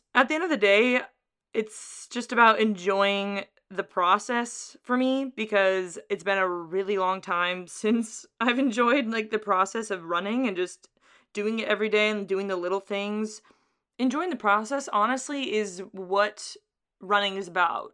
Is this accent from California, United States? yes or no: yes; Carlsbad, California, United States; It's in my hometown